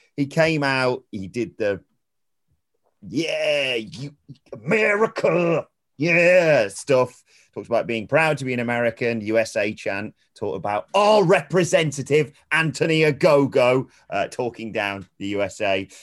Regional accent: United Kingdom; I'm British

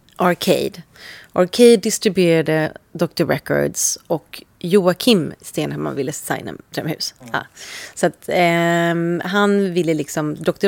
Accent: Sweden; moved away as an adult; also born or lived in London; Jag är så svensk

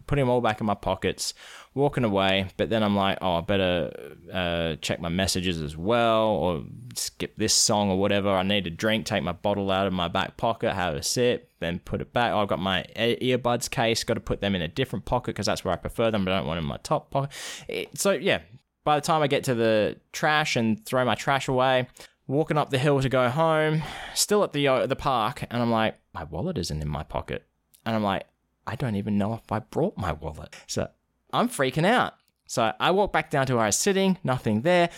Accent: Australia; now in United States; I'm actually from Australia

